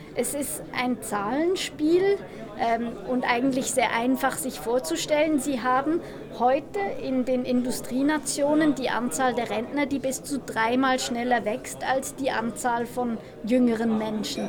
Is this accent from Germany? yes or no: no; Switzerland; ich bin Schweizerin